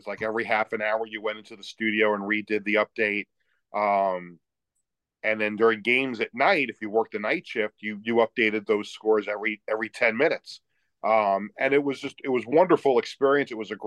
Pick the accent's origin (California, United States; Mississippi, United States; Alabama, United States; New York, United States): New York, United States; Long Island; also born or lived in Buffalo; growing up on Long Island